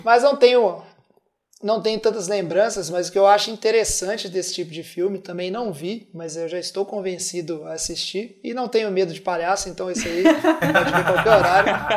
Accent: Minas Gerais, Brazil; somos mineiros e aqui se escreve dessa

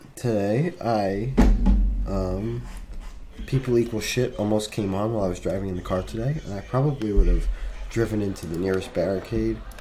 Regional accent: New Jersey, United States; I'm from New Jersey

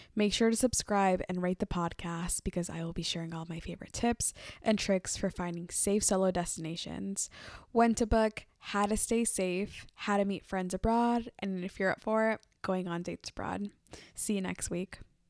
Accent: Oakland, California, United States; I am a Mexican-American woman who was born and raised in Oakland, California

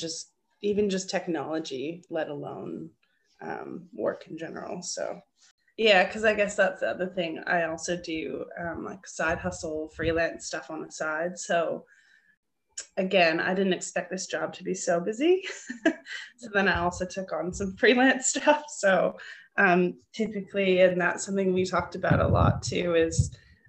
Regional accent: Ontario, Canada; accent: Canadian; moved away as an adult; now in Australia; I'm originally from Ontario, so it's nice to have the Canadian accent back in my life regularly.

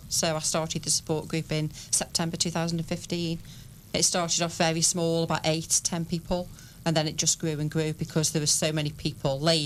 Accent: Stoke-on-Trent, West Midlands, United Kingdom; We're from Stoke

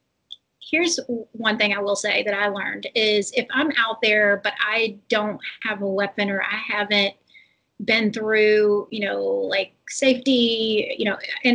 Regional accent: Kentucky, United States; I'm from Kentucky, like from a city, but we definitely had, you know, we had all the wild game

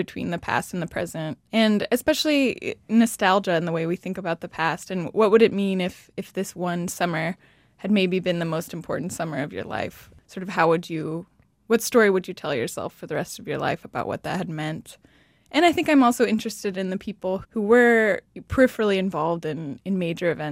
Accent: California, United States; I'm from California

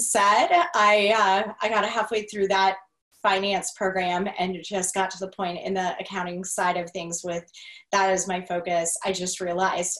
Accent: Sandusky, Ohio, United States; I grew up right outside of Cedar Point in Sandusky, Ohio area

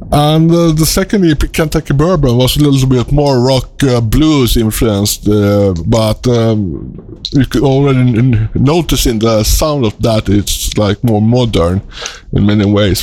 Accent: Sweden; accent: Swedish; English is a second language; I'm a Swedish citizen, and you can hear it uh, in my accent. It's not my mother tongue.

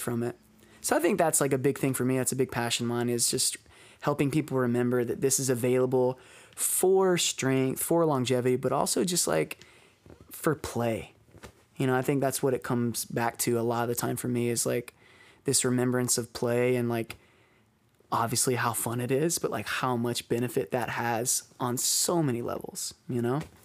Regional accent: Alabama, United States; now in Baltimore, United States; back in my hometown

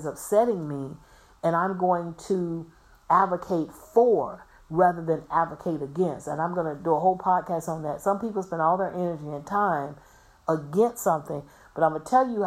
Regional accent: Florida, United States; I'm from Florida. I was born and raised in Florida

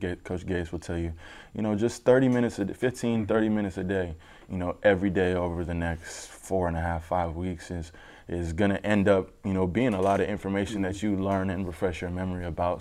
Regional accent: Denver, Colorado, United States; moved away; I'm from Denver

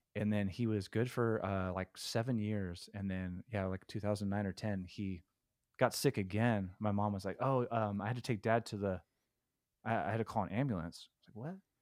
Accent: Stockton, California, United States; I was born in Stockton

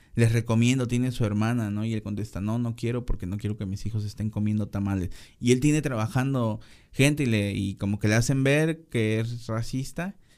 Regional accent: Veracruz, Mexico; la gente de Veracruz. Tenemos como que una cultura muy identitaria

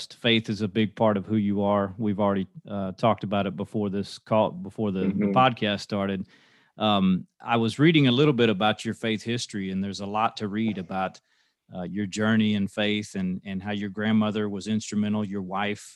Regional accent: United States; I grew up in the United States

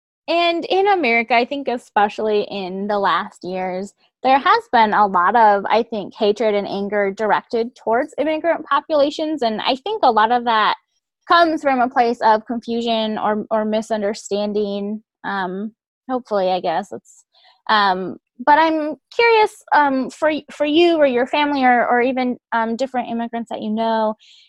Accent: Midwest, United States; We're headed to Wisconsin for a wedding, but we're both from the Midwest.

